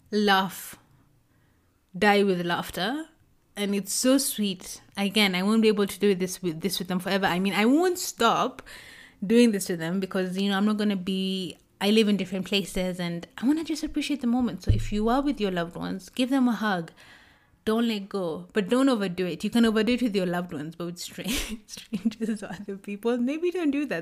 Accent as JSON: {"language": "English", "country": "South Korea", "tie": "born or raised there", "moved": "yes", "said": "I've traveled to Korea, to my hometown"}